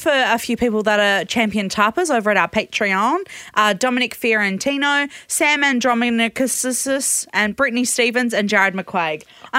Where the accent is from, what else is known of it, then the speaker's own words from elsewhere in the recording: Perth, Western Australia, Australia; from Perth.